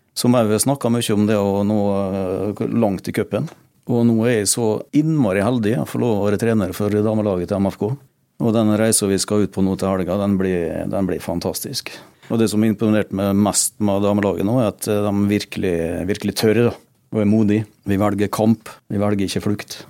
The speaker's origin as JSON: {"language": "Norwegian", "country": "Norway", "tie": "born or raised there", "said": "Jeg er jo født og oppvokst ute i Eurosen"}